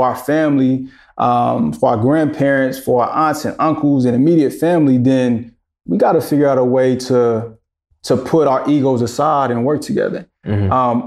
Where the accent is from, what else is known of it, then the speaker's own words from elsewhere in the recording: Greensboro, North Carolina, United States; also born or lived in Charlotte; I am from Greensboro, but I came to Charlotte to go to school